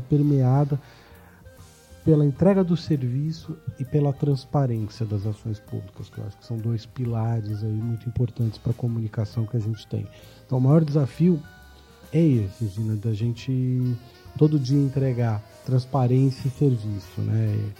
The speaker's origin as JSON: {"language": "Portuguese", "region": "São Paulo", "country": "Brazil", "tie": "born or raised there", "said": "paulistano nato aqui"}